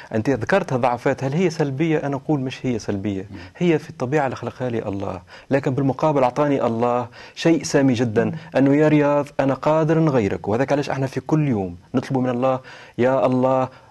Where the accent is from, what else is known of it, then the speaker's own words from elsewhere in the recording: Tunisia; بلادي تونس